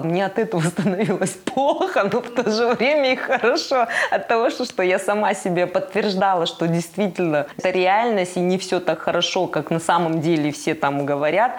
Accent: Kazakhstan; в чужом городе, в чужой стране, и где ты как белая ворона, казашка, все вокруг у тебя русские голубоглазые

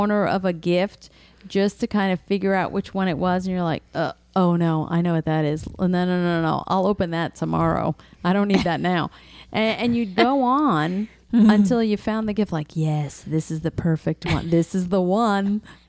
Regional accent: Galicia, Spain; I am from Galicia, Spain

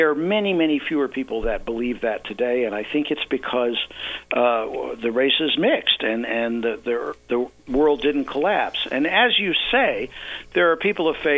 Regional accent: the South, United States; I grew up in the South

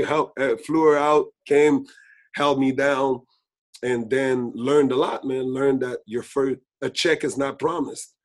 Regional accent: Laval, Quebec, Canada; We're from Saint Francois

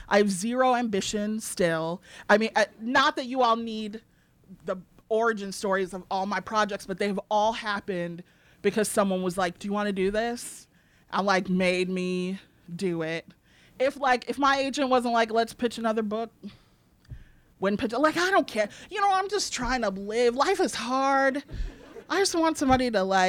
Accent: Evanston, Illinois, United States; I grew up in like public school

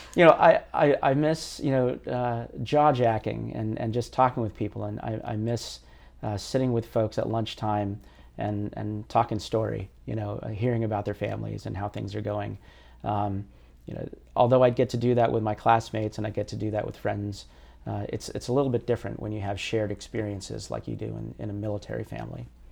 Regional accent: United States; that experience as a Filipino American in a really largely homogenous, uh, neighborhood

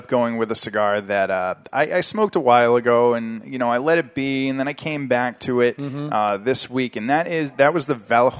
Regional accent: New England, United States; we are from New England. We're broadcasting from New Hampshire.

